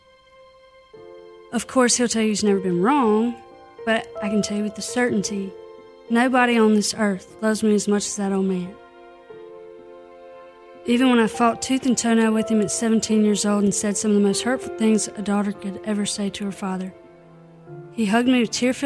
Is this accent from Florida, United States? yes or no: no; Clarksdale, Mississippi, United States; moved away; Born and raised in Clarksville, Mississippi